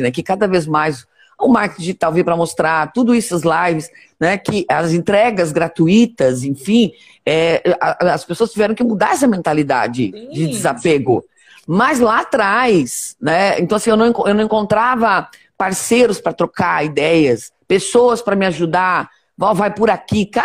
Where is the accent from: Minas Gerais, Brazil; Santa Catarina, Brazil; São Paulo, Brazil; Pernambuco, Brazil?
Santa Catarina, Brazil; Joinville; Ai, eu sou de Joinville.